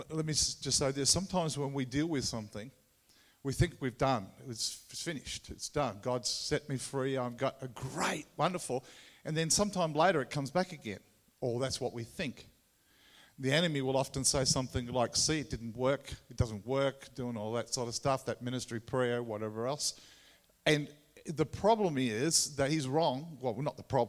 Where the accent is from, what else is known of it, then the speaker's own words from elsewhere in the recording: Tasmania, Australia; accent: Tassie; my Tassie accent